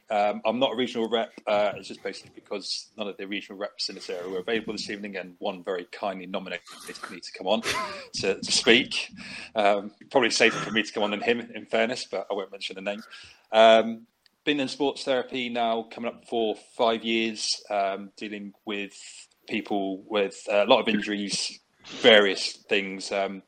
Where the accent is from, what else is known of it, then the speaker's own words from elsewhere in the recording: Bournemouth, South West England, United Kingdom; I'm from Bournemouth on the South Coast.